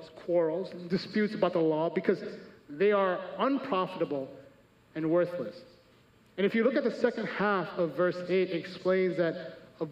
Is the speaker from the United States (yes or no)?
yes; Chicago, Illinois, United States; I'm from America, born and raised.